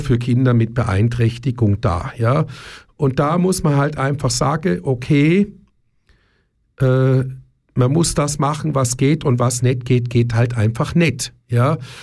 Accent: Germany; ich bin in Deutschland aufgewachsen

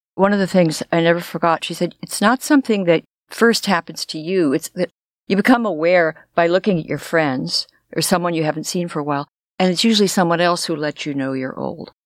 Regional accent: Los Angeles, California, United States; I grew up in Los Angeles, and the schools looked like prisons.

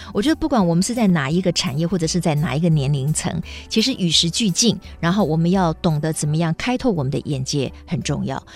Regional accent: Taiwan; 那我们有没有这个条件跟能力去国际间吸引国际人才为我们台湾所用？

